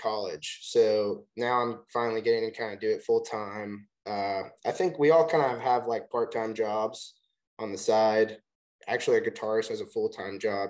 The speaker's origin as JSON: {"language": "English", "town": "Chattanooga", "region": "Tennessee", "country": "United States", "moved": "yes", "lives_now": "Nashville, United States", "said": "We're from Chattanooga, but we're in Nashville now"}